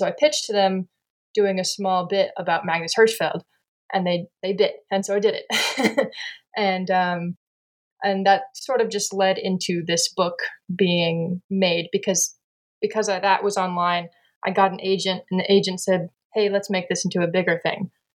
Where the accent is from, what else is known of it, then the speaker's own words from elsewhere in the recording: San Antonio, Texas, United States; also born or lived in New Mexico / Tennessee; I've always lived in the South. I mean, I was born in San Antonio, Texas, and that's where I live today.